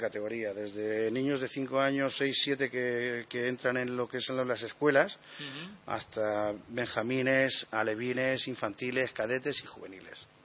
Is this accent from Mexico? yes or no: no; Alicante, Valencian Community, Spain; somos de aquí de San Blas